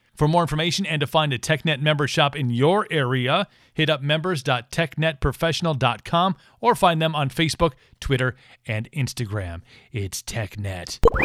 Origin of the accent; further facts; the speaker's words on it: United States; also born or lived in Ireland; as an American